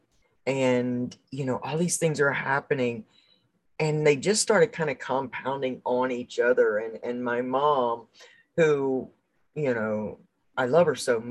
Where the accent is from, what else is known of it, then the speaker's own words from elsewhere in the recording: the South, United States; I grew up in the South